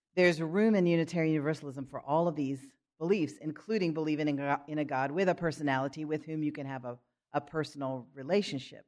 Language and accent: English; Philadelphia, Pennsylvania, United States; moved away; growing up in Philadelphia, where I grew up part of the time